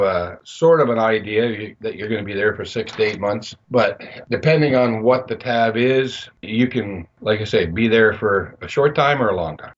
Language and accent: English; Belleville, Ontario, Canada; moved away as an adult; I was moving away from my hometown of Belleville